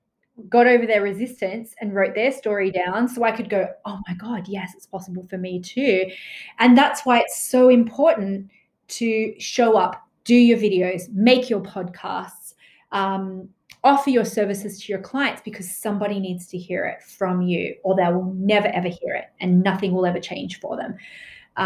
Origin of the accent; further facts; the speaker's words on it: Australia; growing up in Australia